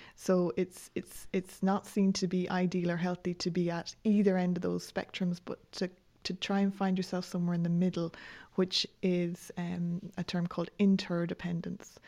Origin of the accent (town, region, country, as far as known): Ireland